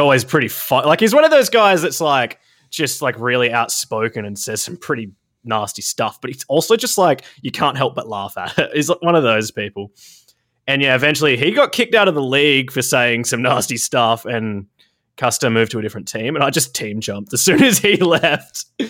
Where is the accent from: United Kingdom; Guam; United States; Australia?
Australia; South Australia; I grew up in South Australia.